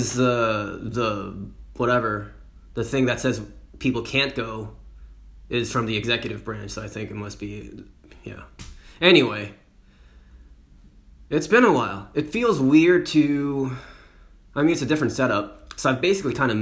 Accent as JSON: {"language": "English", "country": "United States", "moved": "yes", "lives_now": "France", "said": "I, as an American, can go back to the US"}